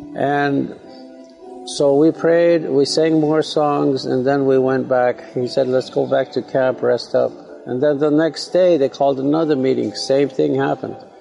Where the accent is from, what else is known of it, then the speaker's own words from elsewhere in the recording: Manderson, South Dakota, United States; that's where I was born, that's where I'm from and that's where we have our most uh, important, one of the most important uh, ceremonies, our Sundance, is in my hometown in uh, Manderson, South Dakota